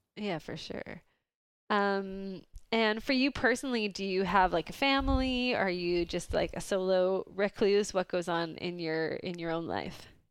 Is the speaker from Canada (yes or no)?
yes; Vancouver, British Columbia, Canada; I'm from Vancouver